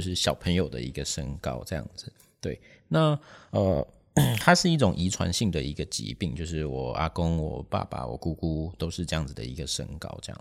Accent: Taipei, Taiwan; 其实我是台北人

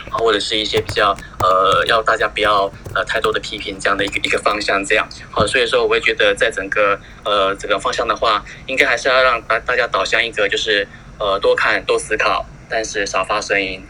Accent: Taiwan; 我们台湾人看起来是，好像都很乖，都在家里面

